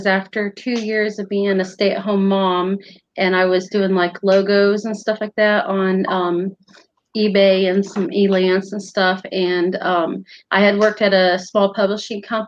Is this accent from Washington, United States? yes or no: no; Northern Indiana, United States; moved away as an adult; now in Virginia, United States; I'm in Virginia now, but I was from Northern Indiana. I lived there at the time.